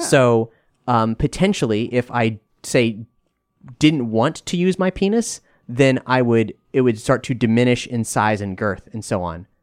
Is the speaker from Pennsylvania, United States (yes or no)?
no; Fort Lauderdale, Florida, United States; my hometown of Fort Lauderdale